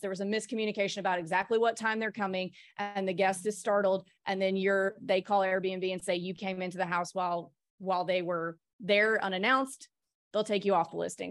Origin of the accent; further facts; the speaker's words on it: Mississippi, United States; moved away; also born or lived in New York City / Nashville; I'm from Mississippi